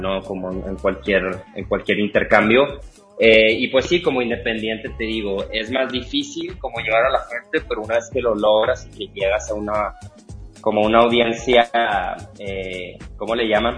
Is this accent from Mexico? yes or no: yes; Monterrey, Nuevo León, Mexico; moved away as an adult; yo soy de Monterrey, pero llevo aquí ya este, como cuatro años